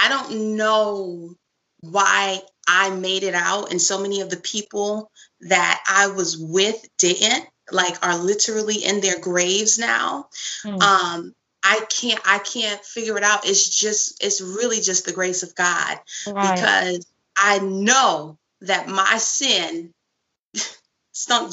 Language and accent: English; New York City, New York, United States; I come from Brooklyn. I come from a pretty good family, but I still lived in Brooklyn